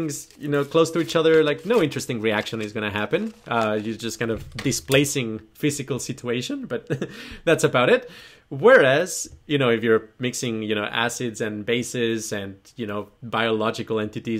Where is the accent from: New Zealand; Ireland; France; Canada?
New Zealand; Kiwi again, New Zealand. So, being a Kiwi, well, no, okay, backtrack.